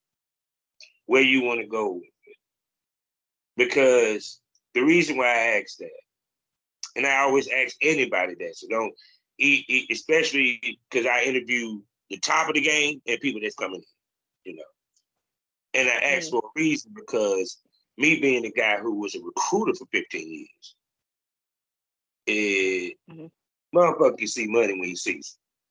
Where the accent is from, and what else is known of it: Durham, North Carolina, United States; born or raised there